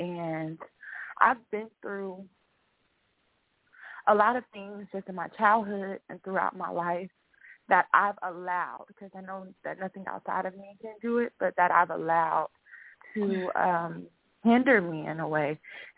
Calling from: Texas, United States; I'm calling from Texas.

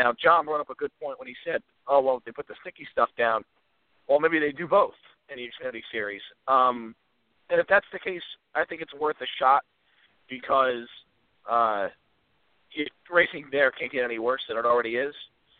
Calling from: Virginia, United States; This is … in Virginia.

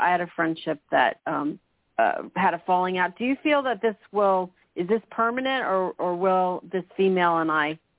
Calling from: Florida, United States; I'm calling from Florida.

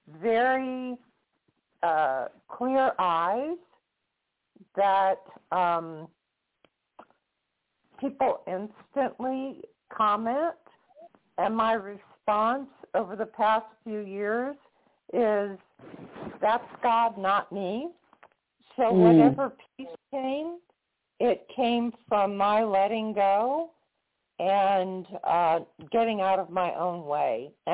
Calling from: Florida, United States; calling from Florida.

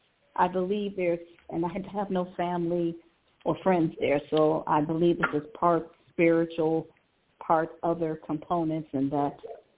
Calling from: Cleveland, Ohio, United States; I'm calling from Cleveland, Ohio.

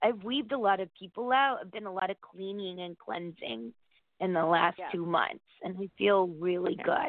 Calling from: Connecticut, United States

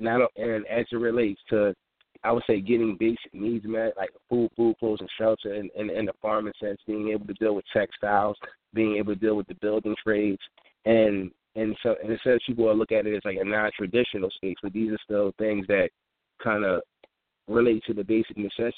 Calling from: Philadelphia, Pennsylvania, United States; I'm calling in from West Philly.

